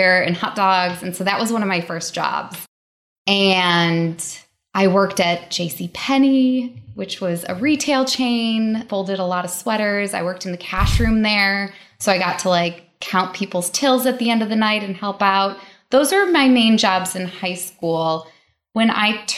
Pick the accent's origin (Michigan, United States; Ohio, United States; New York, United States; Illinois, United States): Michigan, United States; outside of Detroit; I grew up outside of Detroit in a suburb that was low to middle income.